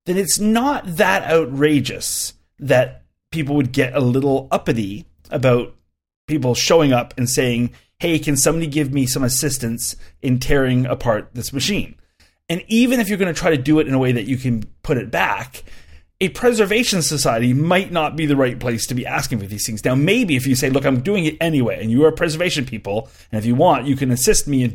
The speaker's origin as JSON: {"language": "English", "country": "Canada", "said": "I'm a Canadian"}